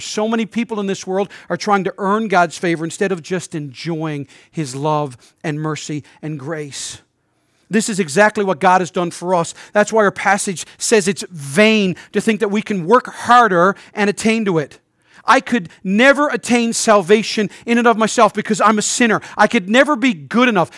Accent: St. John's, Newfoundland and Labrador, Canada; moved away as an adult; I'm a native Newfoundlander, but I haven't lived here in over a decade and a half.

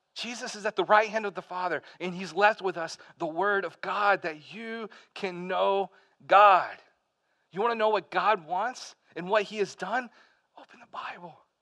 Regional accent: Pell City, Alabama, United States; moved away as an adult; also born or lived in Birmingham, Alabama / North Carolina; I grew up in Alabama. I uh, lived there until I was 18 years old.

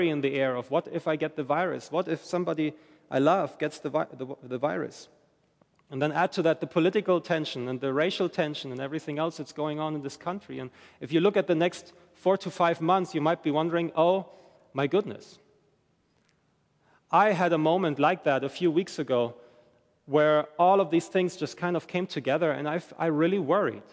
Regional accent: Germany; moved away as an adult; I'm from Germany originally, and I moved here with my wife, my family, in January

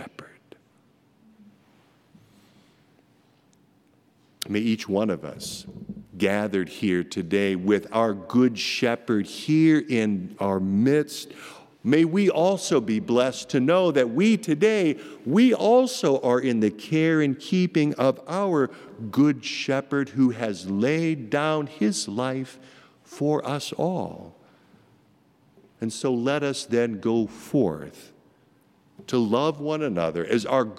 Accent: Marcus, Iowa, United States; moved away; my little hometown of Marcus, Iowa, about population 1,200

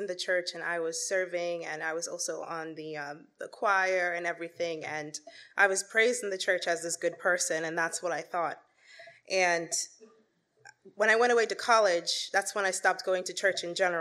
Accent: New York City, New York, United States; I was born and raised in Queens, New York.

